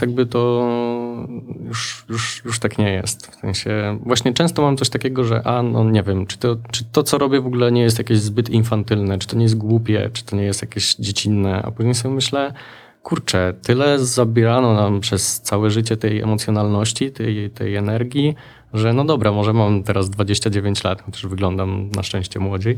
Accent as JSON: {"language": "Polish", "town": "Lublin", "region": "Lublin Voivodeship", "country": "Poland", "tie": "born or raised there", "said": "Ja właściwie wychowałem się trochę na lubelskich stadionach i halach"}